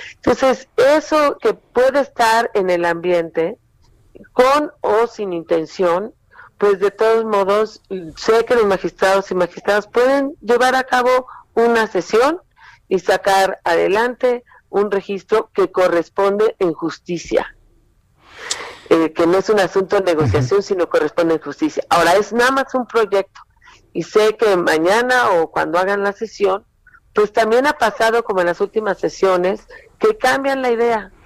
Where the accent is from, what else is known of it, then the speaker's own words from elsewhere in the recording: Mexico; como muchos mexicanos y mexicanas